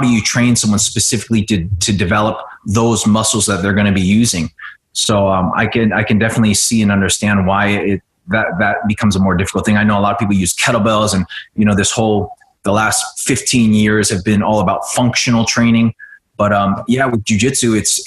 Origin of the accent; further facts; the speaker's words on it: Oklahoma, United States; moved away as an adult; also born or lived in Vietnam / East Coast / Los Angeles; I grew up on the East Coast for a few years, but I went through high school in Oklahoma